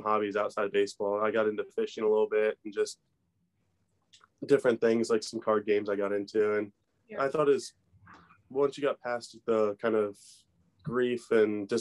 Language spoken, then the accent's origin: English; Maryland, United States; being from Maryland